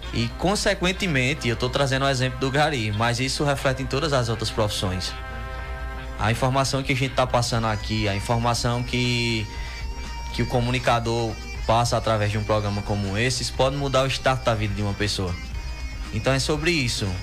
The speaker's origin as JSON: {"language": "Portuguese", "town": "São Domingos", "region": "Pernambuco", "country": "Brazil", "tie": "born or raised there", "also_born_or_lived": "Campina Grande", "said": "Nasci em Campina Grande, mas só fui nascer, né? E vim desde pequeno que a gente mora em São Domingos"}